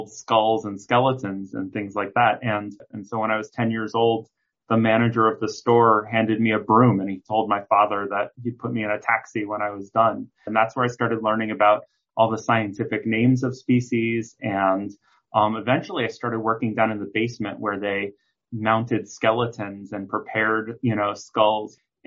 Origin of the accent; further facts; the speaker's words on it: New York City, New York, United States; growing up in Manhattan, my apartment was very small